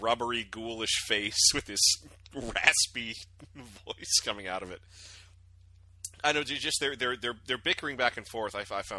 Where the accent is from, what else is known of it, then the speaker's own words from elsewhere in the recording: Norfolk, Virginia, United States; My hometown of Norfolk, Virginia